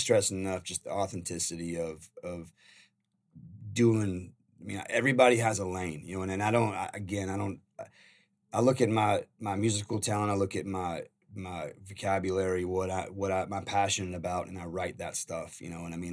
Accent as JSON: {"language": "English", "region": "Carolina", "country": "United States", "tie": "born or raised there", "said": "I'm a country boy. I grew up in Carolina"}